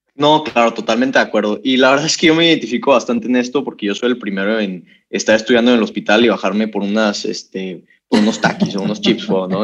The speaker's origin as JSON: {"language": "Spanish", "town": "Monterrey", "region": "Nuevo León", "country": "Mexico", "said": "yo soy regio"}